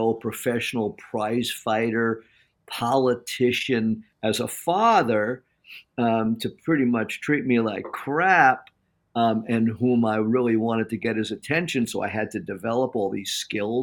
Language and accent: English; Farmingdale, New York, United States; now in San Diego, United States; But growing up on Long Island and doing the talk in Long Island, like miles from my high school, not many miles from the home that I grew up